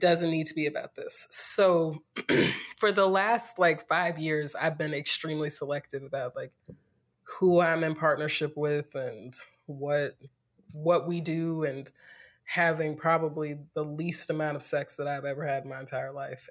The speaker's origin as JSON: {"language": "English", "town": "Greensboro", "region": "North Carolina", "country": "United States", "tie": "born or raised there", "also_born_or_lived": "Winston-Salem / Durham", "moved": "as an adult", "lives_now": "California, United States", "said": "I'm from North Carolina, born and raised in Greensboro, went to school in Winston-Salem, spent the last ten years in Durham"}